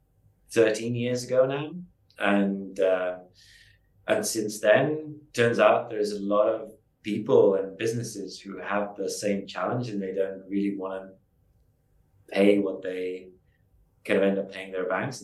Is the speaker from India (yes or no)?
no; Estonia; moved away as an adult; also born or lived in London; I moved from Estonia, where I grew up, to London